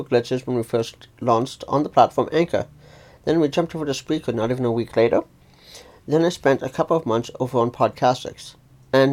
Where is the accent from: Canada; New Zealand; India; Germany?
Canada; Calgary, Alberta; also born or lived in near Toronto, Ontario; now in Ontario, Canada; I grew up in the city of Calgary, Alberta, Canada, but now live in a small city close to Toronto, Ontario.